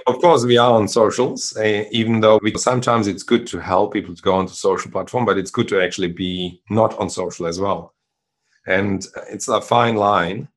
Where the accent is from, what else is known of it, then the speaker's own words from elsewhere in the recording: Germany; English is a second language; moved away as an adult; also born or lived in Czechoslovakia / Sydney, Australia; now in Australia; I grew up in Germany, but I was born in Czechoslovakia